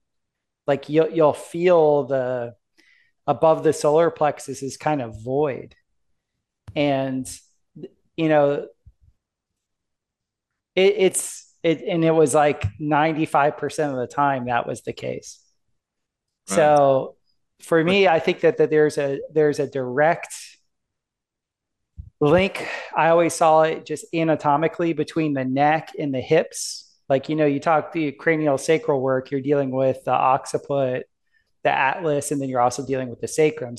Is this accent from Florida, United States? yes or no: yes; South Florida, United States; moved away as an adult; also born or lived in Denver, Colorado; I grew up in South Florida, which is like the gay capital of the United States, like Miami and Fort Lauderdale